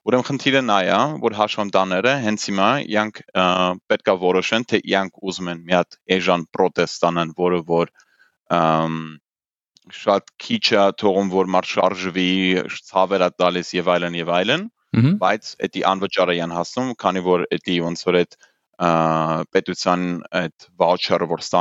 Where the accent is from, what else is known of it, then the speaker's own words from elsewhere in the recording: England, United Kingdom; also born or lived in Germany; ես Գերմանիա ու Անգլիայում եմ մեծացել, այսինքն դպրոցը ու համալսարանը ավարտել եմ Անգլիայում